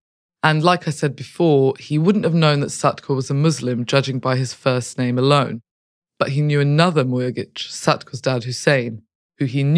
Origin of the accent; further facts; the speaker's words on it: Sarajevo, Federation of Bosnia and Herzegovina, Bosnia & Herzegovina; I'm from Sarajevo. I'm part Bosnian Croat and part Bosnian Serb. And … is both Serbian and Croatian, but it's not so much a commonly used Bosniak surname.